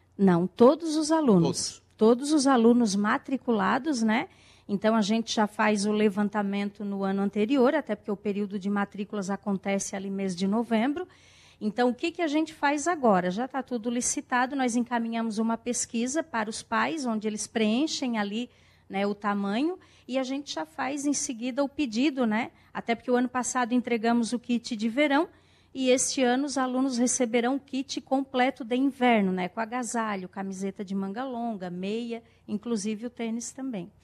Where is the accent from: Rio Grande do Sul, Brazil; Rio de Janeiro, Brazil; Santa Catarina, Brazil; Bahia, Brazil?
Santa Catarina, Brazil; Balneário Rincão; Sou aqui do Balneário Rincão